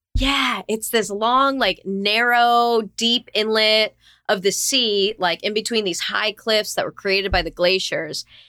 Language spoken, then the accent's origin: English; South Florida, United States; I was born and raised in, uh, sunny South Florida